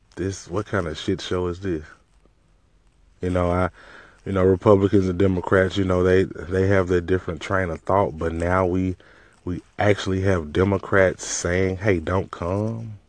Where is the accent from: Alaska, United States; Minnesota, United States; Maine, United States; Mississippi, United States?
Mississippi, United States; I'm from Mississippi